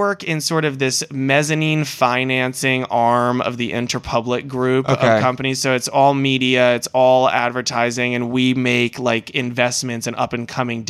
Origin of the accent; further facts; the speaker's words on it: Mystic, Connecticut, United States; moved away; also born or lived in Boston; No, I'm from Connecticut. From Mystic, Connecticut.